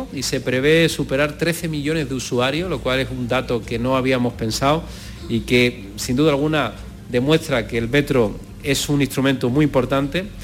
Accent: Málaga, Andalusia, Spain; yo como malagueño

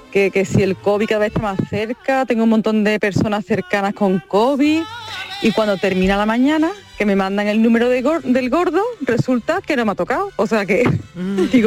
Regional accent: Jerez de la Frontera, Andalusia, Spain; soy de Jerez.

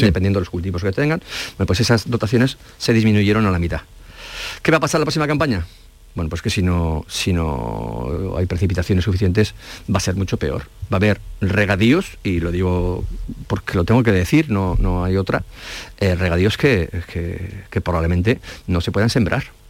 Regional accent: La Rioja, Spain; also born or lived in Salamanca; now in Andalusia, Spain; Soy riojano, estudié en Salamanca

